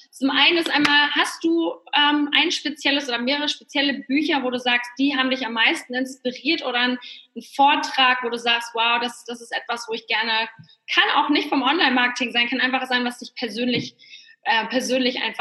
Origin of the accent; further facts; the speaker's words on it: Poland; Ich komme ja ursprünglich aus Polen, deswegen ist es für mich immer ganz schön zu hören, dass sich da ganz viel tut.